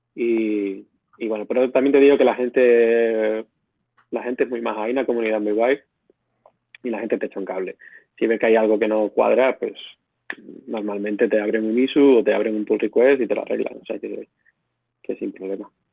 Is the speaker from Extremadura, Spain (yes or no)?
yes; Badajoz, Extremadura, Spain; moved away as an adult; also born or lived in Barcelona; yo soy un ingeniero que nací, bueno, crecí en Badajoz